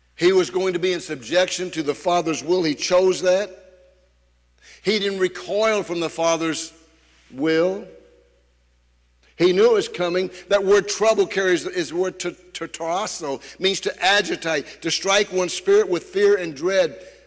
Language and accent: English; United States; as an American